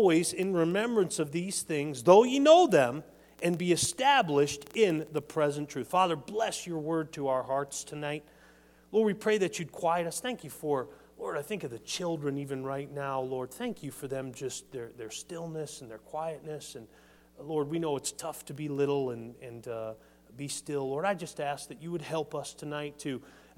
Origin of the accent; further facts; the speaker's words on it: New England, United States; now in Michigan, United States; I'm from New England.